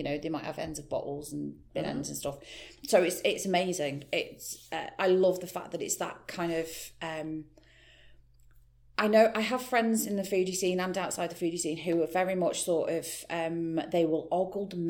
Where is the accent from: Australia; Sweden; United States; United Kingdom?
United Kingdom; Stretford, North West England; Stretford had issues because obviously that's my hometown